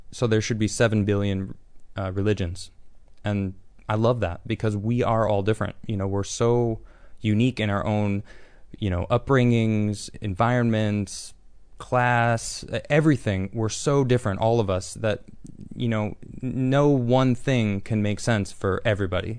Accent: Chicago, Illinois, United States; I'm also from Chicago

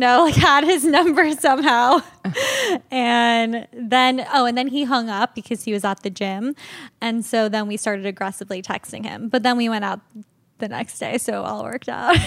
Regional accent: Locust Valley, New York, United States; I was born in New York City and then we moved to the North Shore of Long Island

